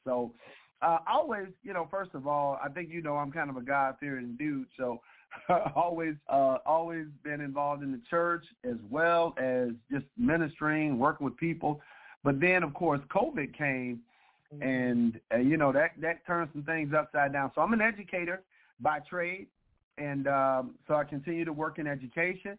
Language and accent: English; Detroit, Michigan, United States; also born or lived in Kentucky; now in Sterling Heights, United States; born and raised in Detroit, Michigan.